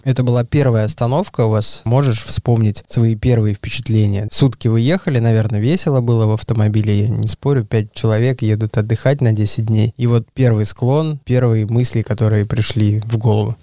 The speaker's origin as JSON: {"language": "Russian", "town": "Ufa", "region": "Bashkortostan", "country": "Russia", "tie": "born or raised there", "said": "Родина, кстати, моя, я родился в Уфе."}